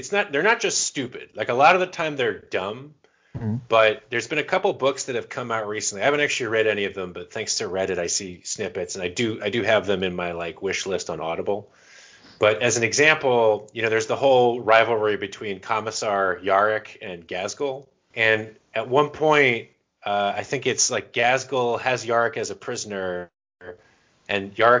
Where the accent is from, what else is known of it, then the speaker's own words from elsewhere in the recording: Florida, United States; that's your and my actual accent because we grew up in Florida.